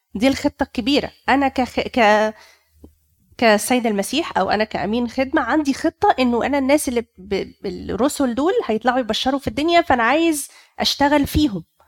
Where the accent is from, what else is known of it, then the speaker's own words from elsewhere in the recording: Egypt; عندنا في مصر